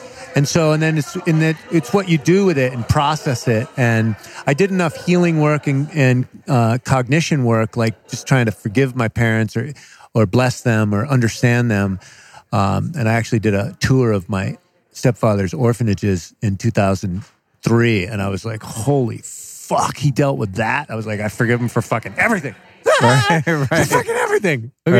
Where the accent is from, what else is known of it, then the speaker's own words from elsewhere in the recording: Connecticut, United States; Connecticut. We grew up in Connecticut.